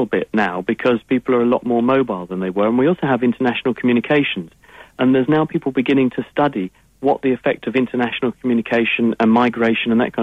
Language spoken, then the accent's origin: English; England, United Kingdom; accent: English; my English accent